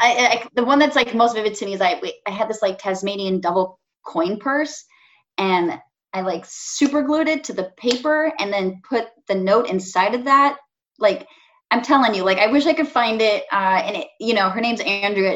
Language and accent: English; California, United States; now in Chicago, United States; growing up in California